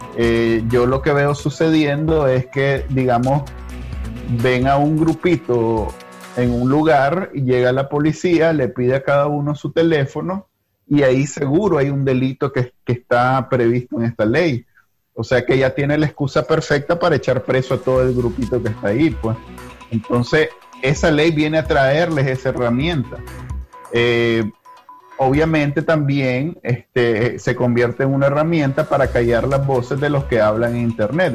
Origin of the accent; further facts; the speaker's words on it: Nicaragua; moved away as an adult; now in United States; Yo me fui de Nicaragua